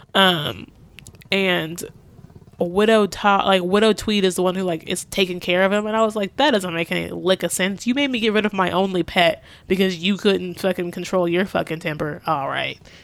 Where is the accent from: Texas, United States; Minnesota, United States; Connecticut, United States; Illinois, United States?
Texas, United States; I'm from the South, I'm from Texas